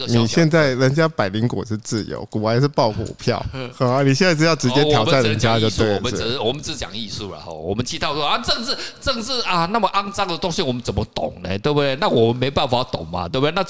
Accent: Taiwan; 我认为哦我们台湾人哦缺乏的是一个什么国际化。

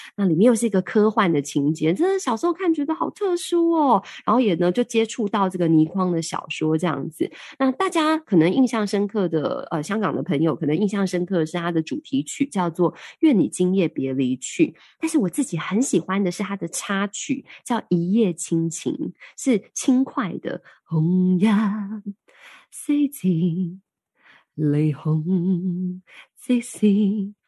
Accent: Taiwan; 我们台湾人

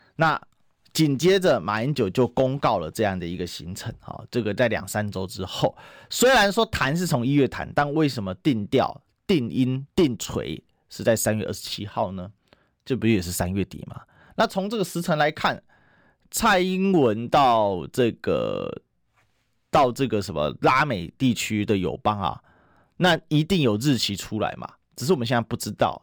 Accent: Taiwan; 虽然我们是台湾人，是在风暴眼中心

